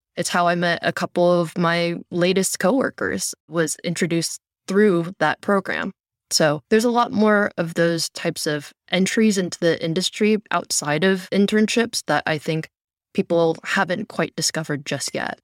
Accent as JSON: {"language": "English", "town": "Cupertino", "region": "California", "country": "United States", "tie": "born or raised there", "said": "I grew up in the Bay Area, born and raised close to Cupertino"}